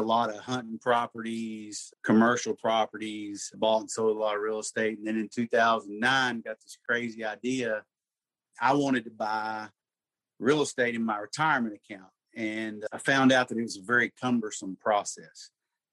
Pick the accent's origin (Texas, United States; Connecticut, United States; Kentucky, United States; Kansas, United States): Kentucky, United States; Murray; also born or lived in Tennessee; I'm from Murray, Kentucky. Wasn't born and raised there. I was actually born in Tennessee, but moved there before I was a year old.